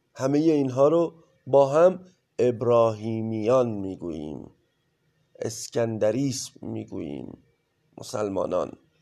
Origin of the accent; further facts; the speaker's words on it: Iran; ما در کشوری سرزمینی به نام ایران به دنیا اومدیم